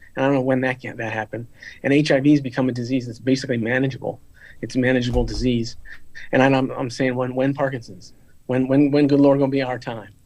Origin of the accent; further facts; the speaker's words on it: Florida, United States; I, I come from Florida